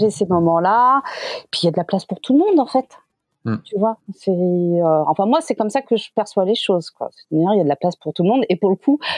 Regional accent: Quebec, Canada; born there; suis né au Québec, j'ai fait mes études de photo au Québec.

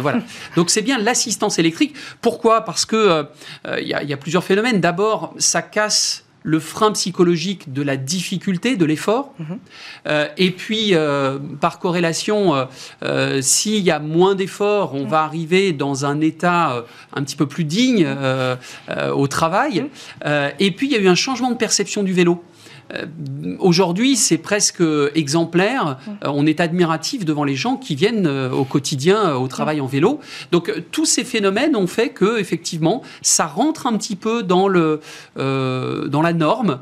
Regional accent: France

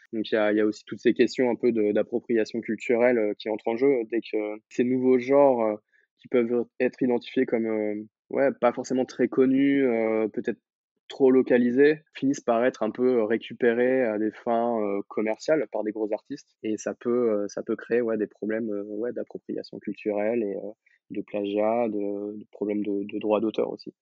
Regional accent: Blois, Centre-Val de Loire, France; j'ai grandi à Blois

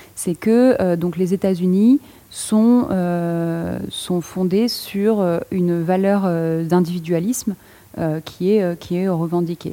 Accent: France; je parle en tant que française

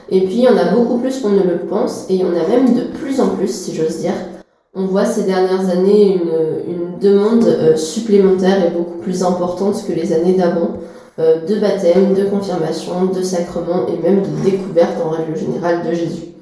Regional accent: Troyes, Grand Est, France; also born or lived in Paris; j'ai 22 ans et je suis étudiante en histoire euh, à Paris. Et je suis originaire d'ici, du diocèse de Troyes, et euh, mes attaches sont ici, donc j'ai pas voulu partir.

